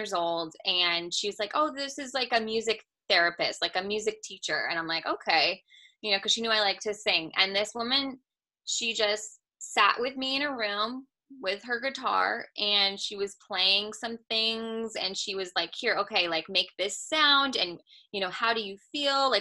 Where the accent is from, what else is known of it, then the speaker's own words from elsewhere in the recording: California, United States; now in Georgia, United States; I'm from California